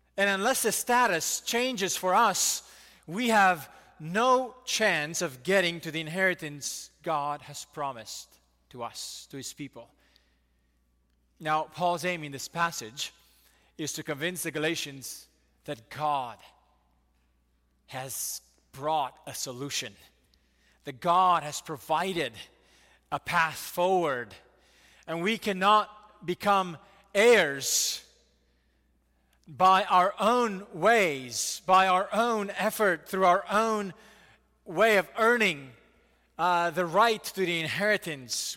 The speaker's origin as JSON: {"language": "English", "country": "United States", "said": "we Americans"}